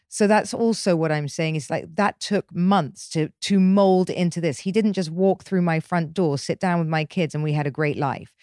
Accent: England, United Kingdom; moved away as an adult; growing up in England

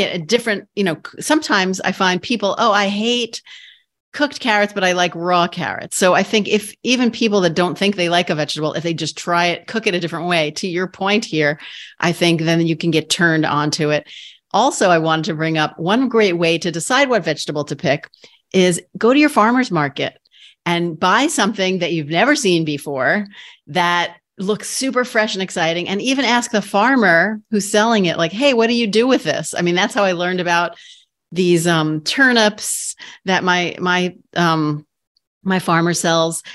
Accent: New York City, New York, United States; I'm a borough girl too. I'm from Queens.

